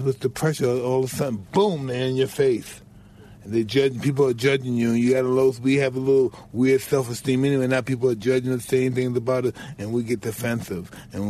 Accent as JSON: {"language": "English", "town": "New York City", "region": "New York", "country": "United States", "said": "I'm from Brownsville that's similar to Detroit."}